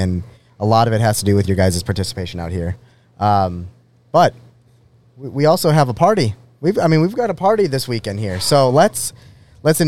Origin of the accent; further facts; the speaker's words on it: Canada; moved away; I am so proud of my home country